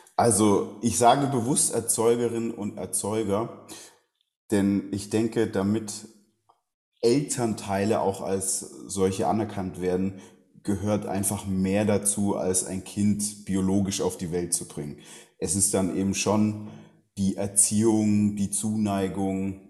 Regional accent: Southern Germany, Germany; Ich bin in Süddeutschland aufgewachsen, ländliche Gegend

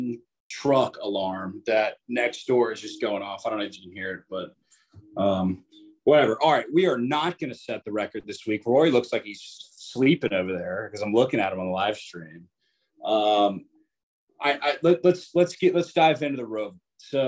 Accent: Jacksonville, Florida, United States; I'm from Jacksonville, Florida

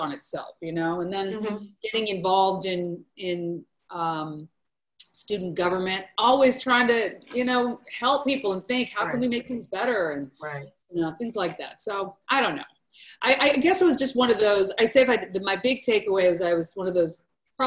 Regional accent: Portland, Oregon, United States; I grew up in Portland, Oregon

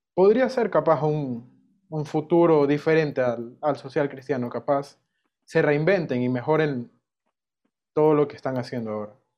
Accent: Ecuador; Si te digo como ecuatoriano

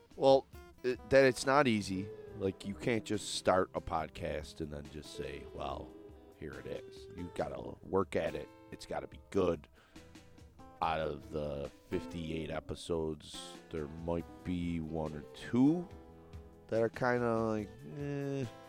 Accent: Buffalo, New York, United States; I'm from South Buffalo

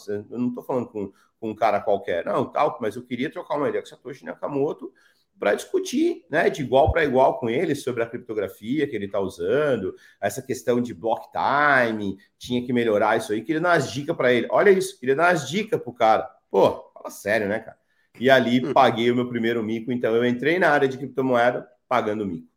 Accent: São Paulo, Brazil; born or raised there; also born or lived in Ceará

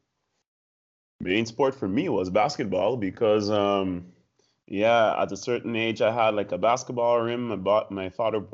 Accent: Sint Maarten; first language English; now in Netherlands; I'm from Sint Maarten. That's an island in the Dutch Antilles, so it's a Dutch Caribbean island

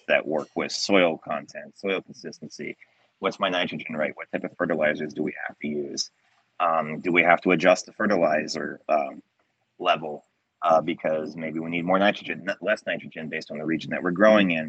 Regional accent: Delaware, United States; growing up in Delaware, where they claim the Italian sandwich was actually invented

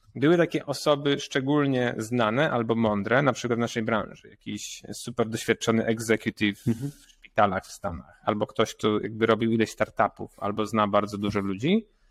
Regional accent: Poland; jestem pur entrepreneur z Polska

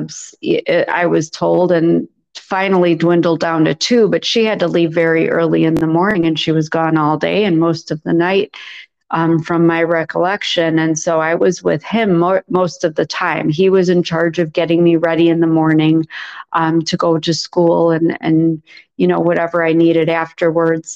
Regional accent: a suburb north of Chicago, Illinois, United States; he lived in a suburb north of Chicago. So we ended up moving in with him, and that's where I grew up

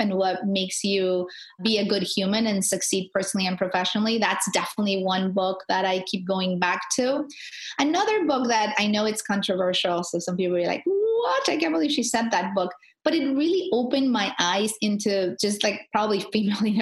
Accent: Tijuana, Baja California, Mexico; I'm a girl from the border. Like, I'm a girl from Tijuana

